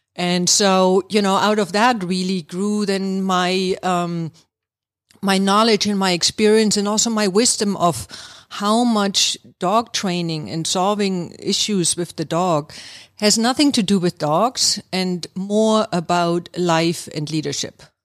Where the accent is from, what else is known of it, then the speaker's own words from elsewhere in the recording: East Germany, Germany; moved away as an adult; now in Atlanta, United States; I'm actually from Germany, East Germany, to be exact. And I have been living here in the Atlanta area now for, um, almost twenty-seven years